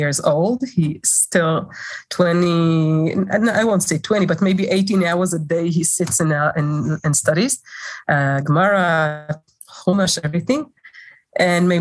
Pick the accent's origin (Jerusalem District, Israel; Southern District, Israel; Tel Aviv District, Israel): Jerusalem District, Israel; Jerusalem; I grew up in Jerusalem, in Israel.